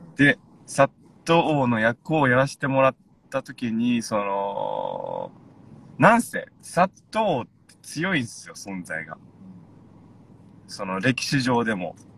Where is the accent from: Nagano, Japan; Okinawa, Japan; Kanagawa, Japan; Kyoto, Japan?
Okinawa, Japan; Yomitan; 読谷出身なんで